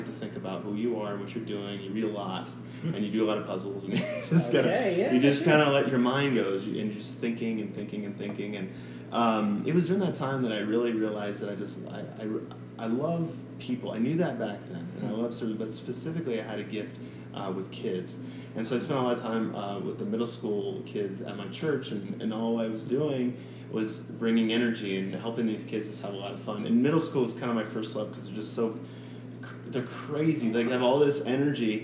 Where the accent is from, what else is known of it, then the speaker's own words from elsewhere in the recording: Colorado Springs, Colorado, United States; also born or lived in California; I grew up here in Springs. I actually grew up in Old Briargate.